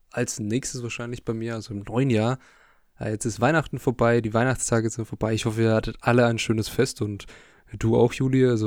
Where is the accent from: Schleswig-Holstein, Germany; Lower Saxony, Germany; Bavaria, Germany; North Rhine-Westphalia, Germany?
Bavaria, Germany; wir kommen aus dem Süden Deutschlands in der Nähe von Nürnberg